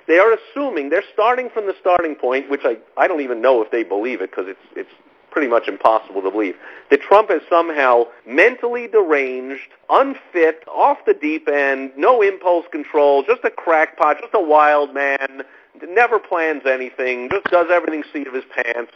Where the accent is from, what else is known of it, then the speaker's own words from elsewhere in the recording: New York, United States; I grew up in New York, and when I was a kid